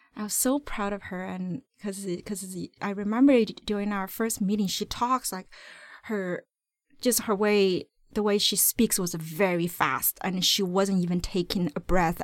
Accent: China; now in Vancouver, Canada; my root is, uh, I was born in China

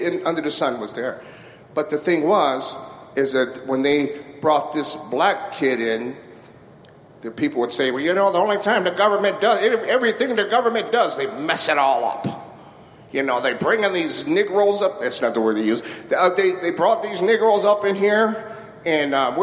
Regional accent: Racine, Wisconsin, United States; I grew up in Racine

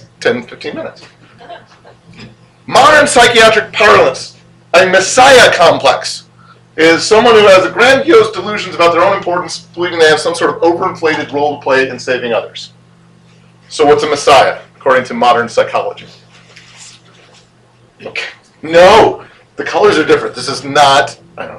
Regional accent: Illinois, United States; I'm from Illinois

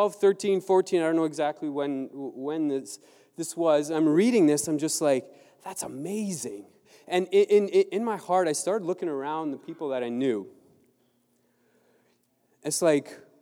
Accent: Southern Ontario, Canada; also born or lived in Mexico; I grew up in Southern Ontario

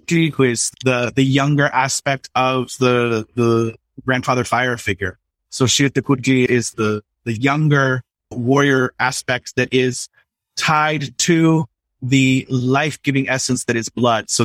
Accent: Southern California, United States; moved away as an adult; also born or lived in New York; I'm from Southern California, so my ocean is the Pacific

